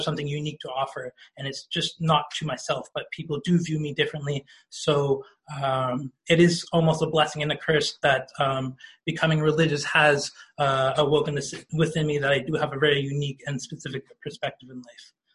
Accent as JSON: {"language": "English", "town": "Toronto", "region": "Ontario", "country": "Canada", "tie": "born or raised there", "said": "growing up in Toronto and especially the regions of Toronto I grew up"}